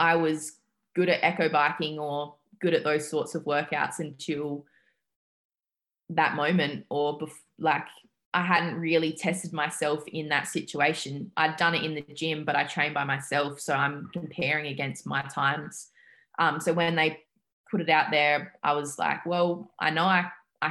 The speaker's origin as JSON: {"language": "English", "town": "Adelaide", "region": "South Australia", "country": "Australia", "moved": "as an adult", "lives_now": "Montreal, Canada", "said": "I'm from Adelaide in South Australia, so another state"}